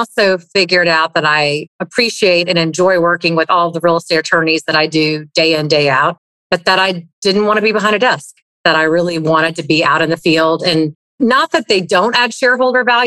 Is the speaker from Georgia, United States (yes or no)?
yes; East Cobb, Georgia, United States; I grew up in East Cobb